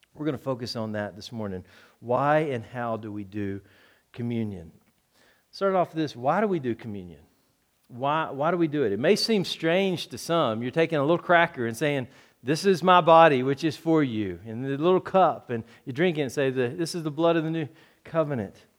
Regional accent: Texas, United States; moved away; I'm from Texas

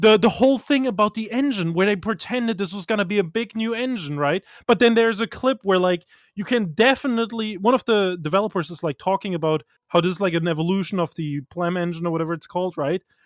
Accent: Germany; I grew up in Germany

